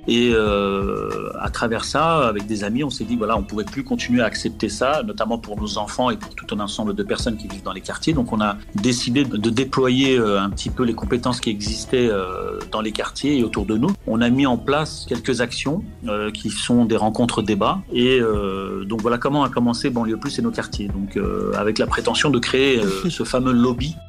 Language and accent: French; Gennevilliers, Île-de-France, France; also born or lived in Clichy-la-Garenne; je, suis né euh, à Clichy-la-Garenne et j'ai grandi euh, à Gennevilliers dans le 92